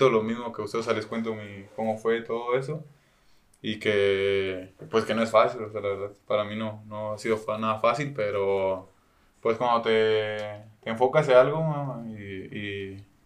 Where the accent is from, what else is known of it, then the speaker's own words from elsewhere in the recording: Chile; También es chileno, soy chileno mexicano.